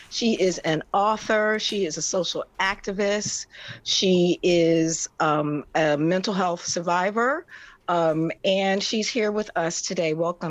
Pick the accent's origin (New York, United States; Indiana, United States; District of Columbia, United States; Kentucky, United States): District of Columbia, United States; Washington; I'm a native Washingtonian from Washington, D.C., but a Londoner